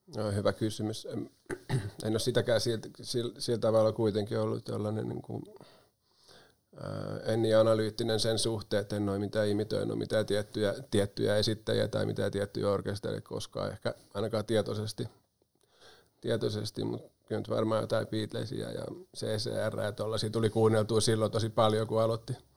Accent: Pori, Satakunta, Finland; also born or lived in Espoo; mä oon syntynyt itse asiassa Espoon Matinkylässä, mutta se oli sellainen visiitti siellä, kun isä opiskeli siellä silloin, että juuret on syvällä Porissa ja pian palattiin Pori takaisin

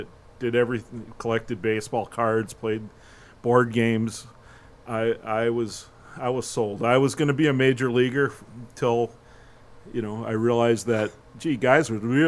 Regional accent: New York City, New York, United States; moved away; I'm originally from Flushing, New York. I was born in Flushing in Queens in New York City

